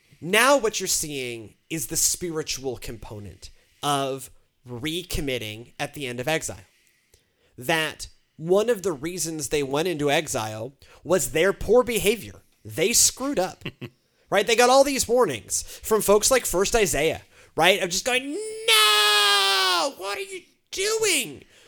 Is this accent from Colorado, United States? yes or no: no; Houston, Texas, United States; That was, you know, like the way I grew up in Houston. It was just in Houston.